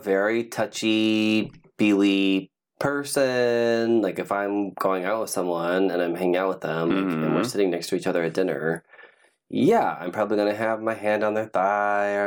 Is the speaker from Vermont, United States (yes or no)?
no; California, United States; also born or lived in Ohio; I've lived out in California longer. I'm a California boy.